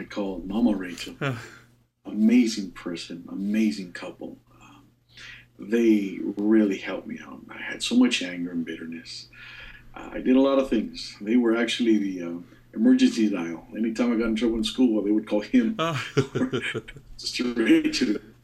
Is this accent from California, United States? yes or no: yes; Baldwin Park, California, United States; now in Columbus, United States; we grew up in Baldwin Park under Pastor Oscar Barbosa back in those days in East LA District